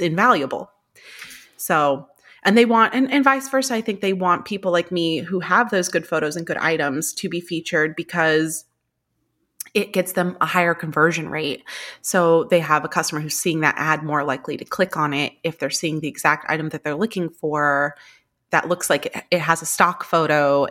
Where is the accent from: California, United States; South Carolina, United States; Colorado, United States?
California, United States; moved away as an adult; now in New York, United States; I'm originally from California, but I've been in New York now for about twelve years